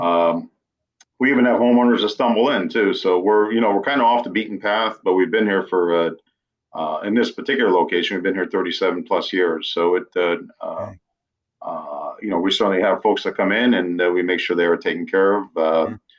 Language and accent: English; New England, United States; moved away as an adult; also born or lived in western United States; I grew up in New England, lived out west for 15 years after